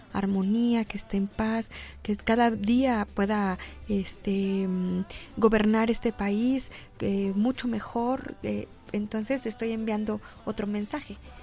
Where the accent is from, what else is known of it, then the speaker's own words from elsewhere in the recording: Xalapa, Veracruz, Mexico; soy de Jalapa